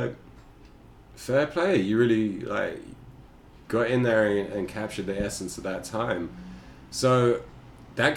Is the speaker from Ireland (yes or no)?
yes; Ireland; moved away; also born or lived in New York; I'm like an Irish Jew